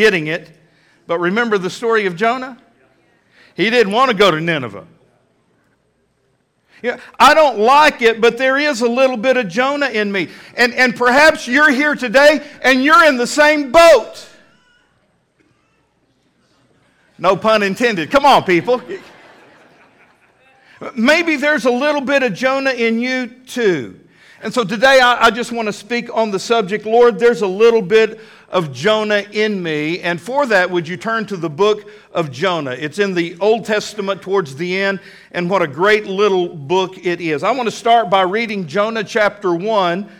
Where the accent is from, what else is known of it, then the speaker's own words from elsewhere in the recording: Texas, United States; moved away as an adult; also born or lived in Fort Worth, Texas / Plano, Texas; now in Fort Smith, United States; I did get to pastor in my home state, in Fort Worth, Texas, and in Plano, Texas